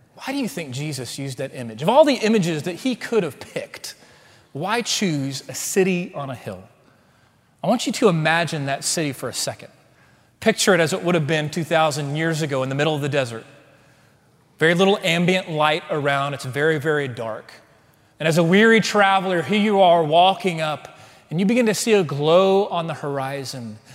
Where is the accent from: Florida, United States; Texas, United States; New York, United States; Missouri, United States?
Texas, United States; Waco; also born or lived in Houston, Texas / College Station, Texas; now in Dallas, United States; See, I'm a Texan. I grew up in Waco